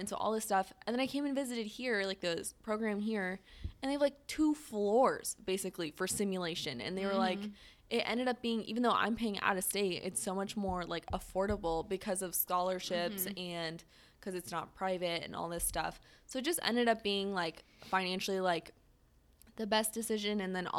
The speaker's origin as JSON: {"language": "English", "region": "California", "country": "United States", "said": "I am from California, and I'm obviously mm-hmm. I'm now in the Midwest."}